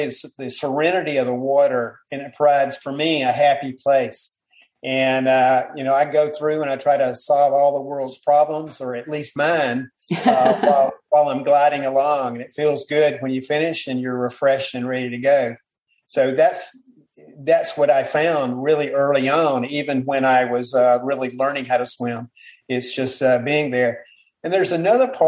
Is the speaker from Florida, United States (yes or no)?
yes; Panama City, Florida, United States; I grew up around Panama City, Florida, so I was around the water